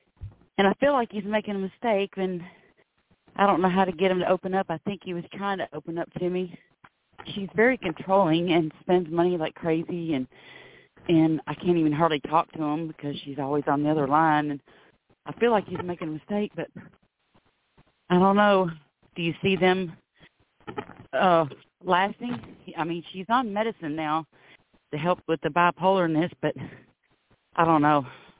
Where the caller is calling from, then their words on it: Florida, United States; I'm calling from Florida.